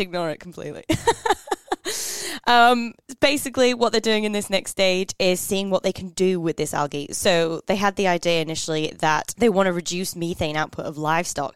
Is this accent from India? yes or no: no; Northern England, United Kingdom; I'm from Northern England